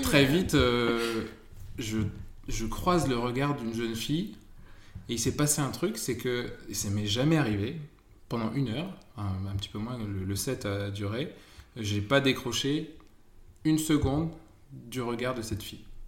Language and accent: French; Amiens, Hauts-de-France, France; je suis originaire d'Amiens